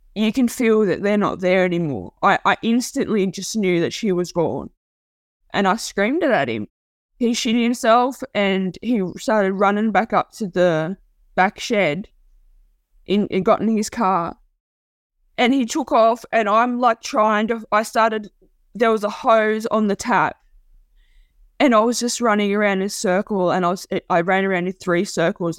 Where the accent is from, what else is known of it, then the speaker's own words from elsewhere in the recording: Port Macquarie, New South Wales, Australia; I grew up in Port Macquarie. It's like a hometown to me